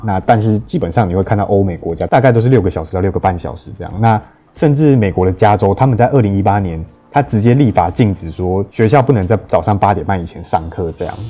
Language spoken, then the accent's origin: Chinese; Taiwan; 我们台湾人的， 台湾人的身体